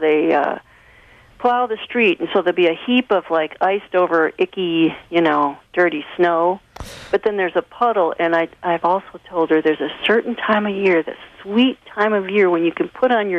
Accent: Chicago, Illinois, United States; also born or lived in California / New York; now in Cincinnati, United States; I'm from Chicago. I was born in Chicago and lived in California for many years and New York and all that stuff. So, right now I'm in Cincinnati

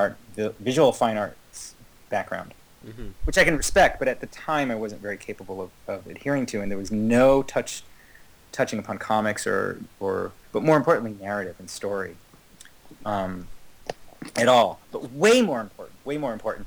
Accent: Kingston, New York, United States; moved away; I grew up 90 miles north of New York City, maybe 100 in Kingston, New York, or just outside of Kingston, New York.

